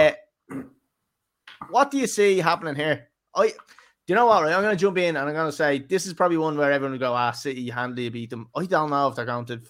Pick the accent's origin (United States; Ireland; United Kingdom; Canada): Ireland; We're Irish